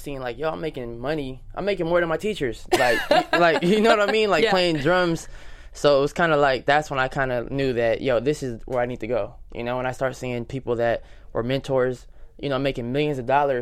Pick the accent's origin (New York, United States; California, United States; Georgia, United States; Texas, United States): California, United States; Fresno; I'm from Fresno, California, and I grew up in church